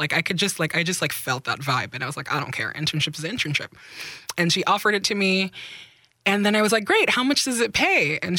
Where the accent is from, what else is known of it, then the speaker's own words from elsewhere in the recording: Nigeria; also born or lived in Belgium; I grew up in Nigeria and in Belgium.